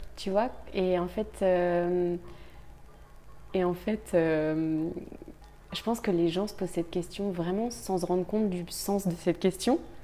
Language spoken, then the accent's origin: French; Brittany, France; je viens de Bretagne